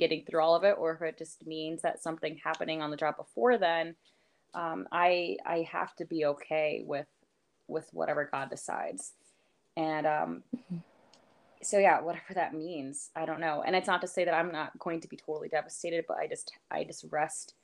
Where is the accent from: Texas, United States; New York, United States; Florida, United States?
New York, United States; moved away as an adult; also born or lived in Lancaster, Pennsylvania; now in Pennsylvania, United States; where we grew up in New York